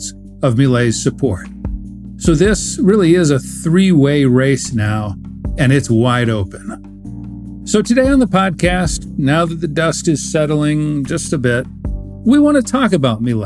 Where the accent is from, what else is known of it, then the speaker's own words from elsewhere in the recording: United States; as an American